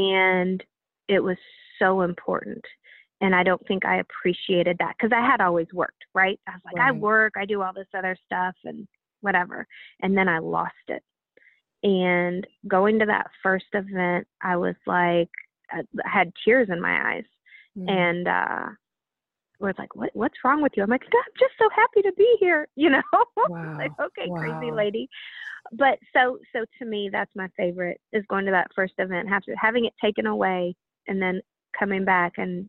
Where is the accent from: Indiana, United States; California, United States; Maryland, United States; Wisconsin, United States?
Indiana, United States; we both spent time growing up in Indiana.